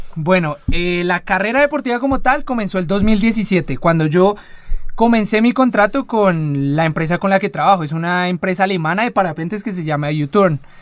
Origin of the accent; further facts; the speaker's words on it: Colombia; en este momento somos cuatro colombianos